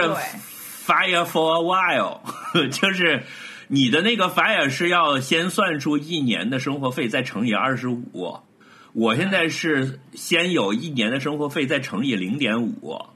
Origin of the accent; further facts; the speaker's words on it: Hebei, China; moved away; also born or lived in Baoding; 我的老家河北